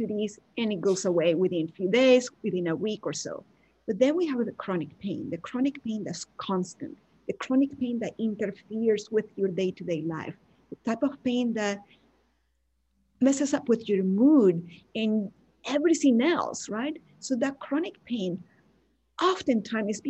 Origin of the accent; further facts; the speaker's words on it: Venezuela; English is a second language; moved away as an adult; now in United States; back when I lived in Venezuela, we have people that are blonde and blue eyes and white because we have a lot of influence from Italians and Germans as well. But a lot of people look like me. So I never experienced any racism until I moved to the US